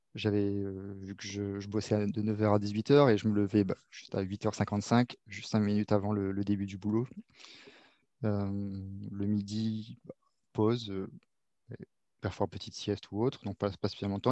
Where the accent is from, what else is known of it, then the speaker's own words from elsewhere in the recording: Réunion; moved away; also born or lived in Paris region, France; j'ai grandi à La Réunion, mais je suis né en région parisienne jusqu'à mes 6 ans, j'y étais